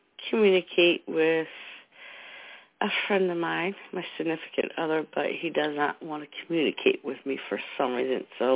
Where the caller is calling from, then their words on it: New Jersey, United States; from New Jersey.